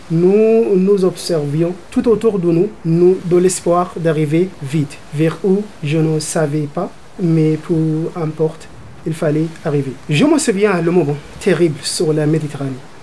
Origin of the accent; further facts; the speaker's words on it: Sudan; moved away as an adult; now in France; mon pays natal, le Soudan